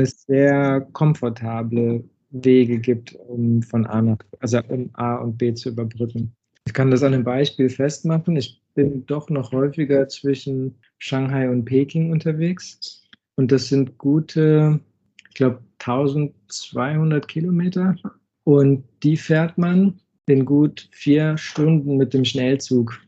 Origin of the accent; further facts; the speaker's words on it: Düsseldorf, North Rhine-Westphalia, Germany; moved away as an adult; also born or lived in Rosenheim, Germany; now in China; gebürtig aus dem Raum Düsseldorf